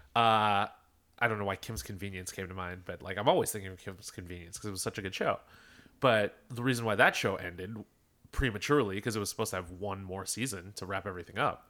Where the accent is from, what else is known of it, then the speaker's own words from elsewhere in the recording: Philadelphia, Pennsylvania, United States; I'm from Philadelphia